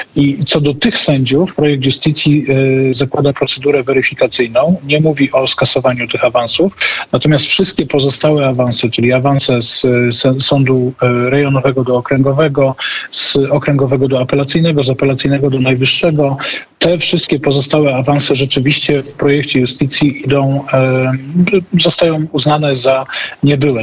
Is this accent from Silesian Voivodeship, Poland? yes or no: yes; Silesian Voivodeship, Poland; ja ze Śląska